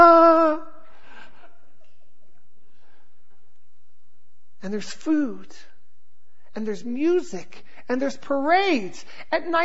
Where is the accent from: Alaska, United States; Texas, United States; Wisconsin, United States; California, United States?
California, United States; Southern; I grew up in Southern California.